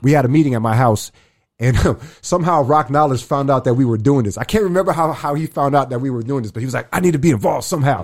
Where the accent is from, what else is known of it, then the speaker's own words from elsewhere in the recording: New York City, New York, United States; now in Arizona, United States; I'm originally from New York. I'm from the Bronx.